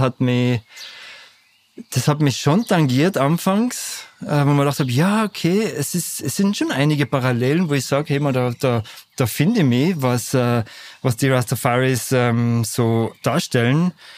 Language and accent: German; Lech, Vorarlberg, Austria; now in Natters, Austria; Lechzürs, wo ich aufgewachsen bin